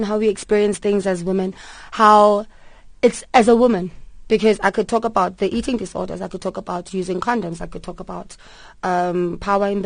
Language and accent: English; Port Elizabeth, Eastern Cape, South Africa; moved away as an adult; also born or lived in Durban; I grew up in Port Elizabeth, and my mom put me on stage from when I was 6 months